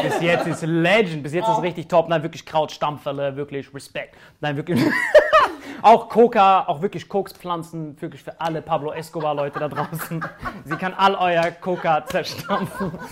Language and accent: German; Morocco; Ich als Marokkaner feier dich hart.